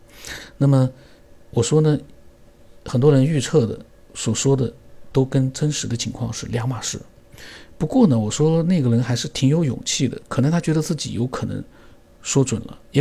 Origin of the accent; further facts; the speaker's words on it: Sichuan, China; 你从我的名字，你推到我是四川人